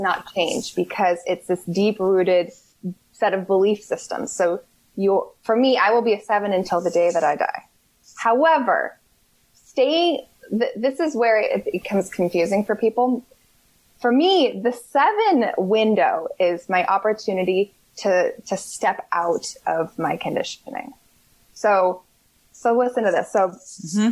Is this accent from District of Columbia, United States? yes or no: no; Berkeley, California, United States; moved away as an adult; also born or lived in Seattle; I grew up in Berkeley